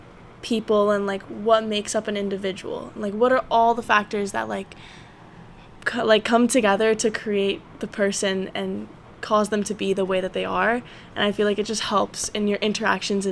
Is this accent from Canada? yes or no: yes; St. Catharines, Ontario, Canada; I'm from St. Catharines, Ontario